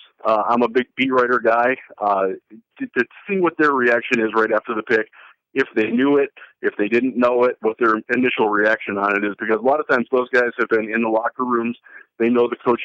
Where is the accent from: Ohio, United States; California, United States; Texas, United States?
Ohio, United States; Northeast; I grew up in Northeast Ohio